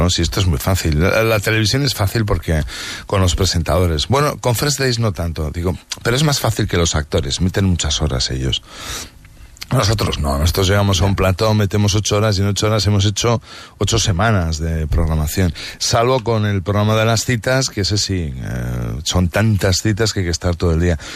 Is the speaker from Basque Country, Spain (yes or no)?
yes; Barakaldo, Basque Country, Spain; yo soy de Baracaldo